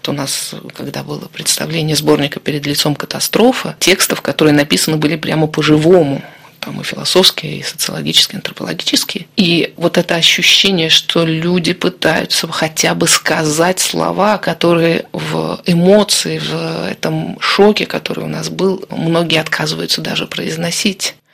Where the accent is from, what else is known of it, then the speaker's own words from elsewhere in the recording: Saint Petersburg, Russia; я родом из Петербурга, европейские, русские такие.